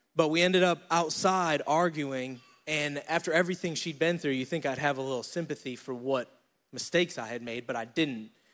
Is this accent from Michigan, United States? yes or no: no; Syracuse, New York, United States; moved away as an adult; now in Charlotte, United States; I'm from Syracuse, New York. I decided to move down here to Charlotte, North Carolina